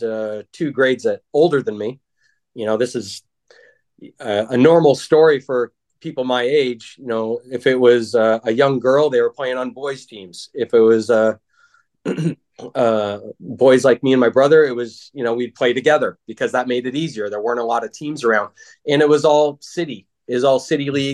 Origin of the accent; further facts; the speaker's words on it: Gladstone, Oregon, United States; also born or lived in Milwaukie, Oregon; we moved from Milwaukee to Gladstone, just, you know, what people do, move out of the city into the burbs, right? And, you know, Gladstone was a nice, tight community